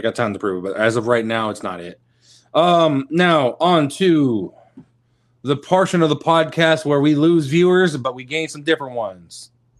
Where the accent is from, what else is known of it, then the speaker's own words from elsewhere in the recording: Texas, United States; I'm from Texas, man.